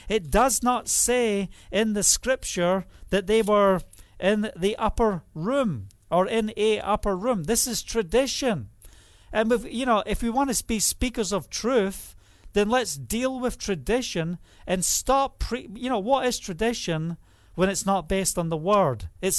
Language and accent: English; Scotland, United Kingdom; But the reality is, I'm Scottish. And just think about who you are and where you're from.